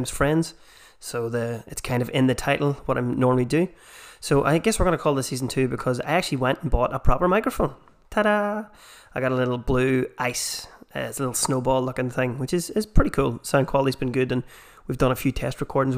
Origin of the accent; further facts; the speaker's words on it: Armagh, Northern Ireland, United Kingdom; accent: Armagh; the Armagh accent. Which I have myself